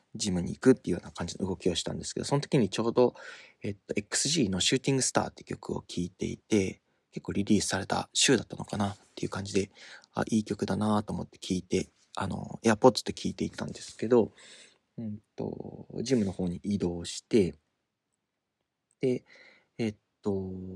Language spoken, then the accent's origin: Japanese; Tottori, Japan; moved away; 鳥取ので生まれ育ったっていう割には、方言はあんまりない方だという自意識があったんですけど